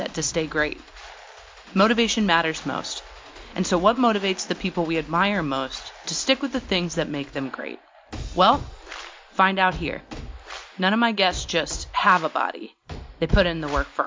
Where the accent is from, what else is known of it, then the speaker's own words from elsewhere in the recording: Portland, Oregon, United States; now in Washington, D.C., United States; I'm actually from Portland